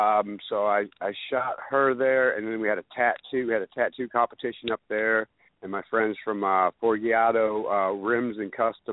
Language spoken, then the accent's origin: English; Detroit, Michigan, United States; I'm from Detroit. Come on, man. I'm from Detroit. Of course I can play.